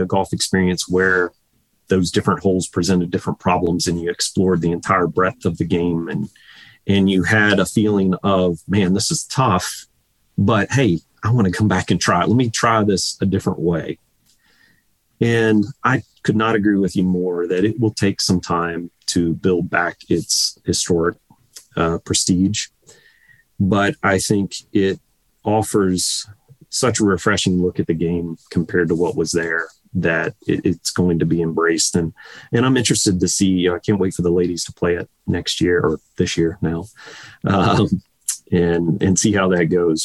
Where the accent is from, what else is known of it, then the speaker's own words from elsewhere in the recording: Virginia, United States; growing up in Virginia